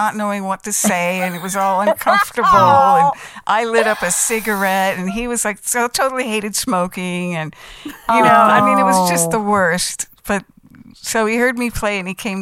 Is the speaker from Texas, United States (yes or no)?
no; Los Angeles, California, United States; moved away as an adult; also born or lived in Minneapolis; I was from Los Angeles, and so I'm actually an import to Minneapolis, which is really funny, because I grew up in the music business. My father was a session musician, you know, and I was from LA. I lived under the Hollywood sign in Beechwood Canyon